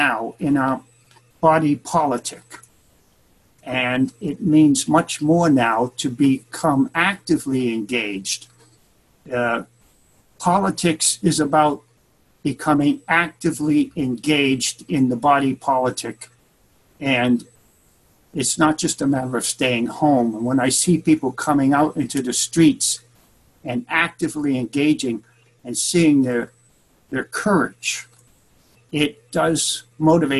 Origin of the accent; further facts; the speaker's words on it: Boston, Massachusetts, United States; moved away as an adult; now in San Francisco, United States; my hometown of Boston